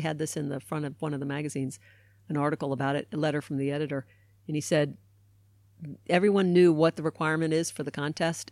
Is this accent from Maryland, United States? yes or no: yes; Baltimore, Maryland, United States; I grew up in Baltimore, Maryland